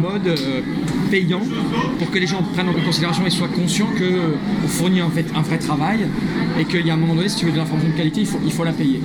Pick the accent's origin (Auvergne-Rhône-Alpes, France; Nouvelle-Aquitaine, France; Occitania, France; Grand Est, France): Occitania, France; Toulouse; je suis né à Toulouse